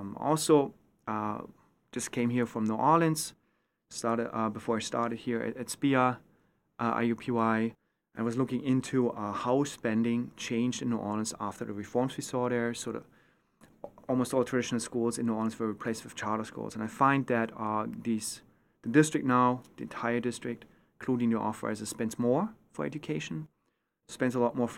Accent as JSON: {"language": "English", "region": "East Germany", "country": "Germany", "tie": "born or raised there", "second_language": "English", "moved": "as an adult", "lives_now": "United States", "said": "So I grew up in East Germany. When I was 11 years old, the wall came down, the reunification happened, and I was exposed to a choice system, which I used."}